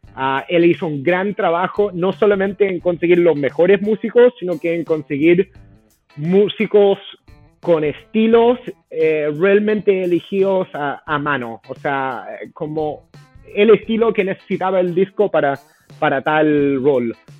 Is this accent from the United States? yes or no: yes; United States; Spanish is a second language; moved away as an adult; also born or lived in Boston; now in Chile; Yo, a pesar de que sí soy eh, de Estados Unidos